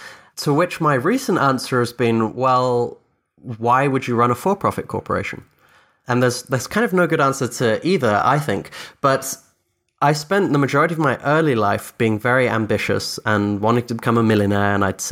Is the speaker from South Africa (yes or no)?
no; Scotland, United Kingdom; born there; first language Dutch; English is a second language; also born or lived in Philippines / Austria / Egypt; So I grew up all over the world. I'm technically English Irish, but I was born in Scotland. My first language is Dutch. I lived in the Philippines for 7 years, Austria for 2 years, Egypt for 3 years.